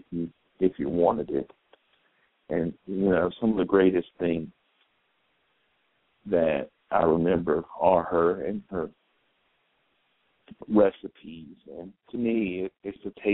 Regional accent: the South, United States; I'm from the South

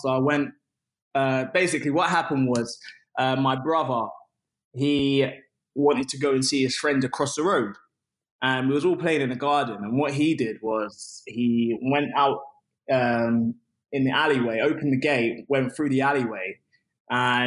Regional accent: Luton, East of England, United Kingdom; I'm from Luton Town

